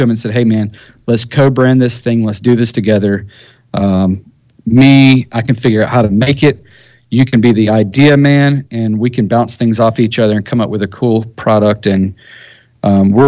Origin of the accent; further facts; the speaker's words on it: United States; I'm an American